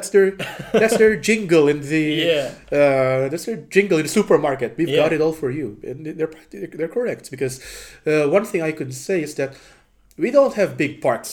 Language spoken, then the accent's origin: English; Bacoor, Calabarzon, Philippines; my hometown, Cavite. And luckily, my hometown itself, Bacoor, is just at the doorstep of Manila.